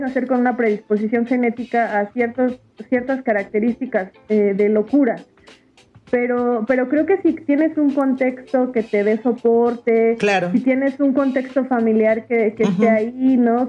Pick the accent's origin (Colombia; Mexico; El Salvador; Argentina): Mexico; Mexico City; yo nací en la Ciudad de México